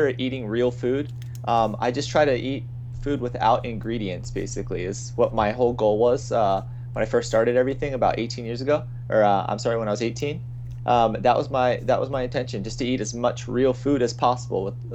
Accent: Virginia, United States; moved away as an adult; now in California, United States; around the age of 20, I would say, I left my hometown in Virginia to come out in to California

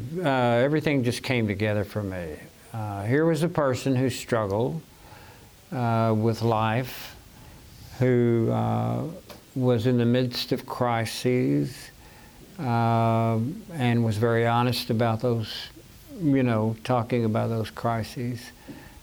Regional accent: Arkansas, United States; I grew up in the South in Arkansas

